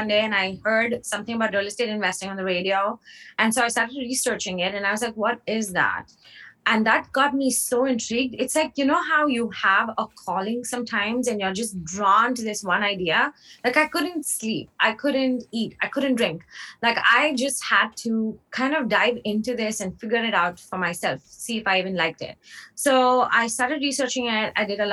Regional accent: India; moved away; I grew up in India, moved here in 2006.

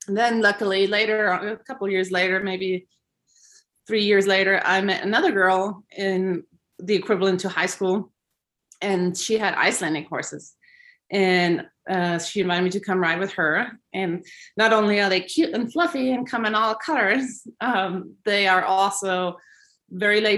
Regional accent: Switzerland; moved away; growing up in Switzerland

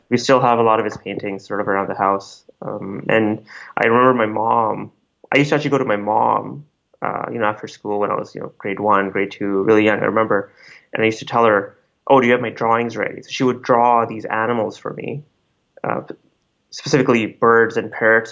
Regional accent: Calgary, Alberta, Canada; also born or lived in Delhi, India / Jubail, Saudi Arabia; now in Vancouver, Canada; So I spent most of my childhood in Calgary in the cold.

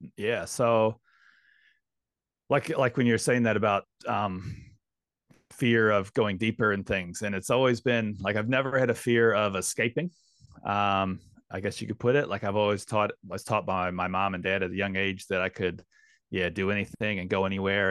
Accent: St. Louis, Missouri, United States; moved away as an adult; also born or lived in London, United Kingdom; now in Queenstown, New Zealand; Saint Louis, Missouri is, uh, my, my hometown. Grew, born and raised there

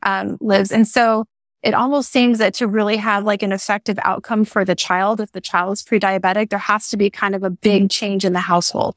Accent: Hawaii, United States; now in Oregon, United States; I grew up in Hawaii

